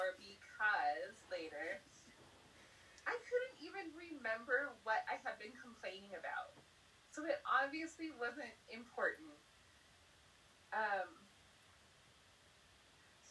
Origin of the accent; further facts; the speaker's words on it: Southern California, United States; accent: Valley girl; moved away as an adult; also born or lived in Provo, Utah; now in New Mexico, United States; I am from Southern California, born and raised, except for 10 months when I lived in Provo, Utah